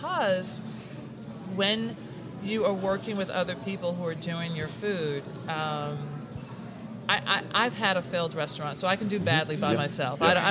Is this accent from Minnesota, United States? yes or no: no; Tennessee, United States; moved away; I'm from Tennessee